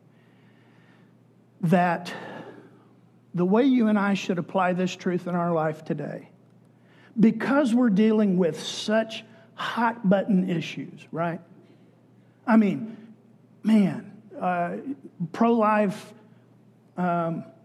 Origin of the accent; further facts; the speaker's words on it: Texas, United States; Growing up in Texas, it was part of being a Texan that you supported capital punishment